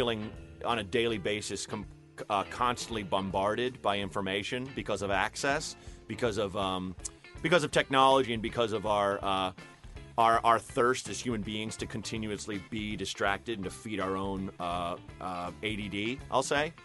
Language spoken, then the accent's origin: English; the Northwest, Pacific Northwest, United States; moved away; I grew up in the Northwest